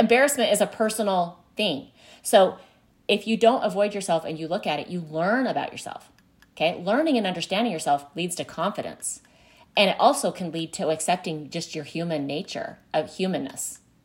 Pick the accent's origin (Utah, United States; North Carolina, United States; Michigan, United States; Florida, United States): Utah, United States; I grew up in Utah